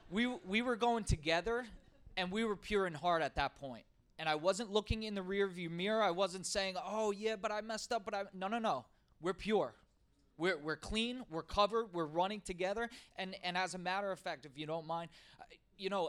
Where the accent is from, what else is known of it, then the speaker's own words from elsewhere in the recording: the South, United States; Uh, I'm from the South.